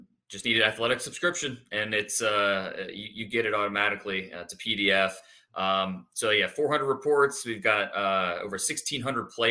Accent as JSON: {"language": "English", "region": "Northeast Ohio", "country": "United States", "tie": "born or raised there", "said": "I was 12, 13, growing up in Northeast Ohio"}